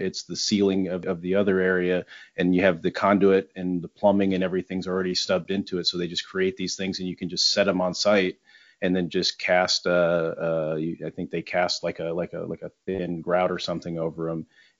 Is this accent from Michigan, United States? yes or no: yes; Michigan, United States; I'm from Michigan.